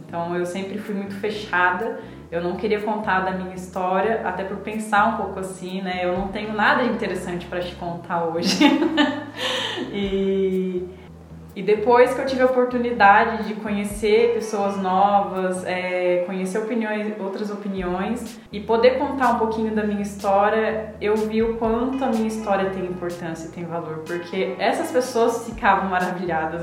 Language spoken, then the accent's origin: Portuguese; Maringá, Paraná, Brazil; now in Luís Eduardo Magalhães, Brazil; eu sou de Maringá, Paraná, natural de Maringá, Paraná